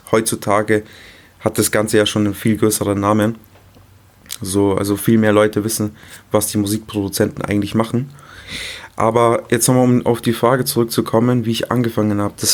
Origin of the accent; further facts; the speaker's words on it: Munich, Bavaria, Germany; Ich bin 23 Jahre alt, komme aus München.